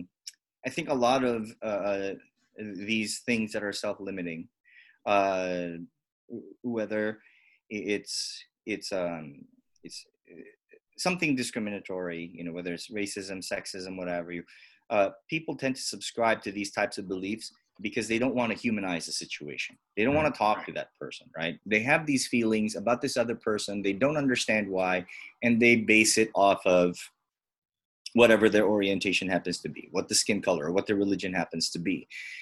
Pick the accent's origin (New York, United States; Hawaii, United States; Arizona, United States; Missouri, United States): Hawaii, United States; because we grew up in Hawaii, which is as culturally diverse right. as it is.